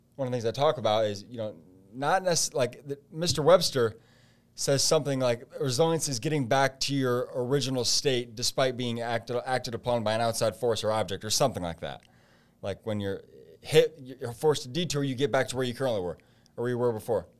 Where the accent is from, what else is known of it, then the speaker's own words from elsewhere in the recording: Fort Wayne, Indiana, United States; also born or lived in Michigan; my hometown of Fort Wayne